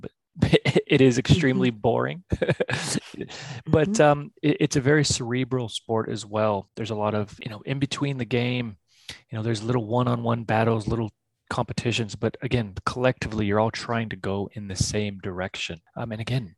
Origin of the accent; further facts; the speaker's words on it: San Diego, California, United States; moved away as an adult; also born or lived in Switzerland / Australia; I'm originally from California in San Diego. So I was born and raised there, graduated there